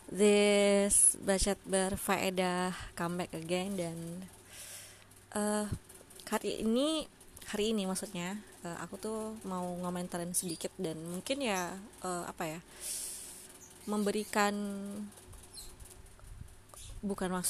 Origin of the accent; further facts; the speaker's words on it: Bengkulu, Indonesia; sama halnya dengan daerahku nih daerahku kebetulan di Bengkulu nih itu memang bisa dibilang masih di under uh, undernya average gitu ya di bawah rata-rata